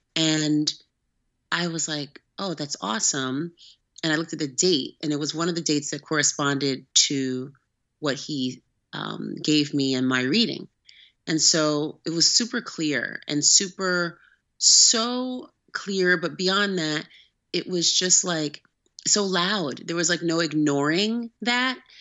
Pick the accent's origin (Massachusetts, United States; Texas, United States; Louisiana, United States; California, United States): California, United States; Oakland; I'm actually from Northern California, from Oakland. Um, I grew up there